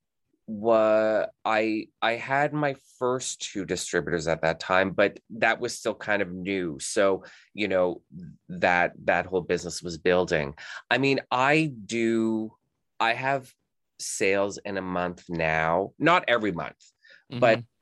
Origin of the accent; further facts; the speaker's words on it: Canada; moved away as an adult; also born or lived in Texas, United States; I'm Canadian, and the company that I was working for transferred me to Texas, and then when did I move back here? 2012. I moved back here to Canada